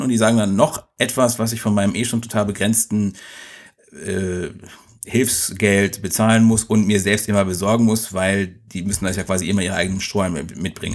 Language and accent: German; Egypt; now in Germany; Bei uns in Ägypten